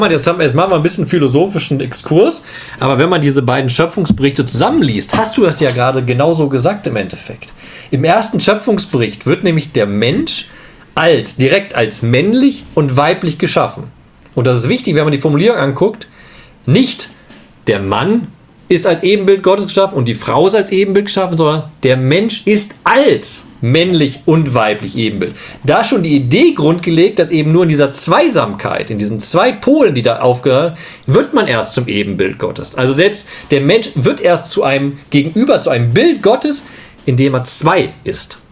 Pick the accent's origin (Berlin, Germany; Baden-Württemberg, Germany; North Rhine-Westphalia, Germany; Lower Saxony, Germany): North Rhine-Westphalia, Germany; Leopoldshöhe; moved away; in meiner alten Gemeinde in Leopoldshöhe, wo ich herkomme, im Lipperland